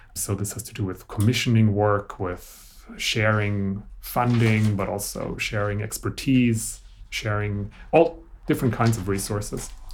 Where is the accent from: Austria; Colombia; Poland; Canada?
Austria; I grew up in Austria, so this was a German language thing